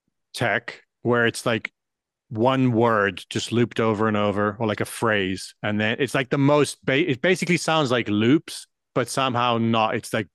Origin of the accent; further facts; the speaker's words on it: South Africa; moved away; I grew up in South Africa